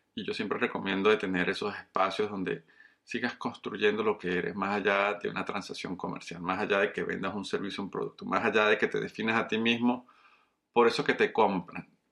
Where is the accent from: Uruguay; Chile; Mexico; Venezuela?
Venezuela; moved away as an adult; also born or lived in Colombia / Caracas, Venezuela; now in Coral Springs, United States; soy un colombiano criado en Venezuela